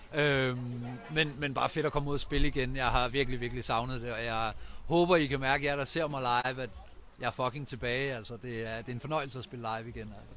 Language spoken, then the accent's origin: Danish; Vejen, Southern Denmark, Denmark; Jeg er fra Vejen, som ligger ikke så langt fra, der er født og opvokset